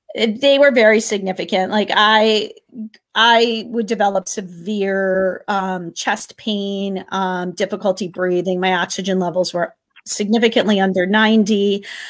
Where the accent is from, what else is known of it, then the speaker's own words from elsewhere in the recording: Connecticut, United States; I am from Connecticut